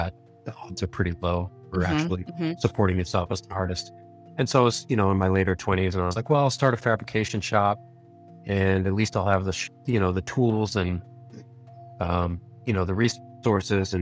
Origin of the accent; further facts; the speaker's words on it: Boston, Massachusetts, United States; moved away as an adult; also born or lived in Utah / San Diego; I'm originally from the Boston area, New England. And pretty much right out of high school, I turned 18 and moved west.